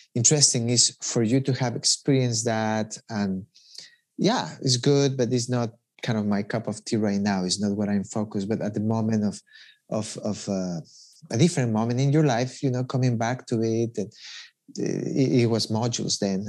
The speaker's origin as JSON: {"language": "English", "country": "Ecuador", "said": "I'm from Ecuador"}